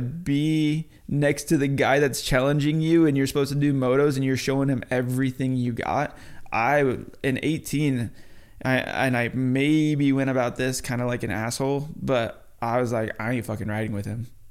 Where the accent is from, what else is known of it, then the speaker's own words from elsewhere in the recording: New Mexico, United States; moved away; also born or lived in Florida; I'm from the West Coast. I grew up in New Mexico